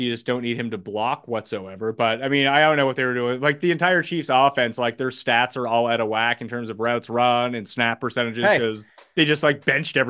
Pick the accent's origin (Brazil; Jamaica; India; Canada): Canada; Yeah, we're both Canadian. That's why we can.